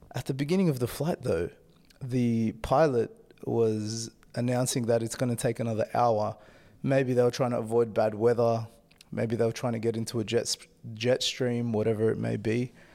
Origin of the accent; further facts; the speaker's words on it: Australia; moved away as an adult; now in Denmark; having lived in Denmark the last three years and then being an Australian citizen